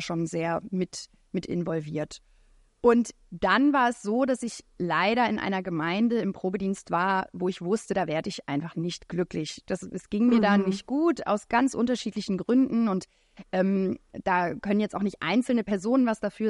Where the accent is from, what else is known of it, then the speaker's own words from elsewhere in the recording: France; moved away; ich bin in Frankreich aufgewachsen